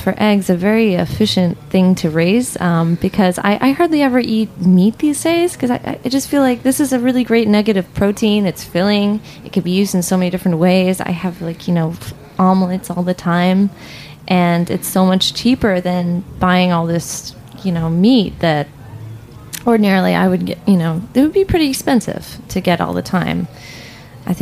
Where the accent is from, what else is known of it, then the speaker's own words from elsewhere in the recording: New Jersey, United States; I grew up in New Jersey